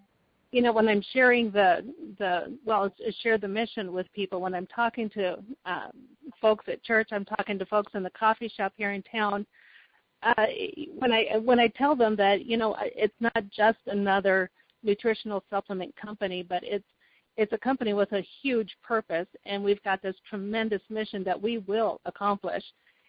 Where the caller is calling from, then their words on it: Oskaloosa, Iowa, United States; Oh, I'm in a town called Oskaloosa, Iowa, and we're about 70 miles southeast of Des Moines, which is kind of smack in the middle of the state.